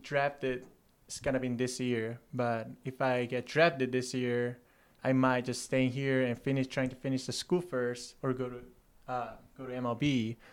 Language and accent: English; Seoul, South Korea; moved away as an adult; I grew up out in Seoul, South Korea, and I played a baseball there until the high school.